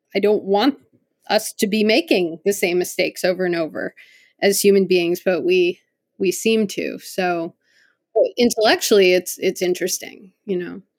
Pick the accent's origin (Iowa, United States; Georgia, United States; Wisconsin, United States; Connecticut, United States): Connecticut, United States; I grew up in Connecticut